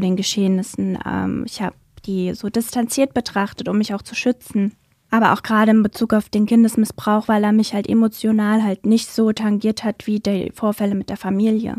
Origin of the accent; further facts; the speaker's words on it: Germany; now in Wiesbaden, Germany; in meinem Heimatort damals, in dem ich auch gewohnt und gearbeitet habe